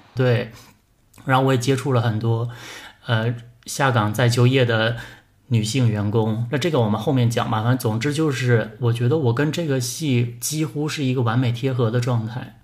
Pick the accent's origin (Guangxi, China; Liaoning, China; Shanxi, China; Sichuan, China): Liaoning, China; Anshan; 我是鞍山人